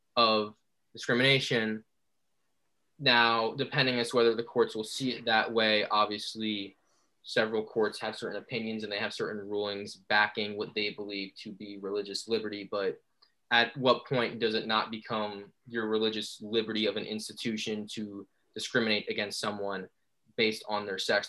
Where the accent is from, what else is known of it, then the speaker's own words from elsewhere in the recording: Secaucus, New Jersey, United States; my hometown of Secaucus